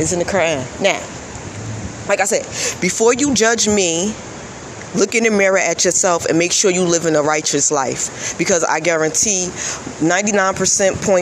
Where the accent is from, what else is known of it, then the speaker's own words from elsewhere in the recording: United States; I am Black American